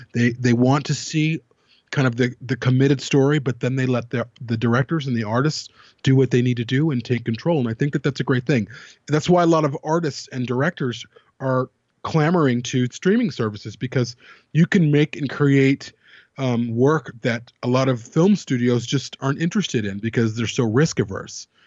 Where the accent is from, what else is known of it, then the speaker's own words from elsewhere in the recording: United States; I grew up in America's last hippie commune.